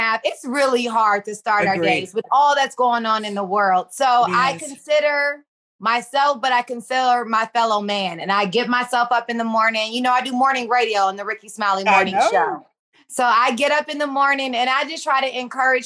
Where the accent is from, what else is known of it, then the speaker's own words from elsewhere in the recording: Los Angeles, California, United States; moved away as an adult; also born or lived in Atlanta, Georgia; South Central Los Angeles, born and bred